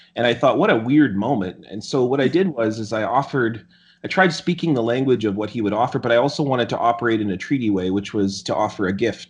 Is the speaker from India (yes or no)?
no; Selkirk, Manitoba, Canada; I grew up in Selkirk, and, uh, uh, yeah, I spent a lot of time in Manitoba.